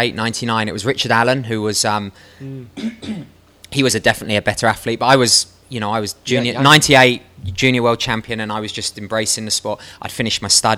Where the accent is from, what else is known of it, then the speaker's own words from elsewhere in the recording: London, United Kingdom; I'm from London, I grew up in West London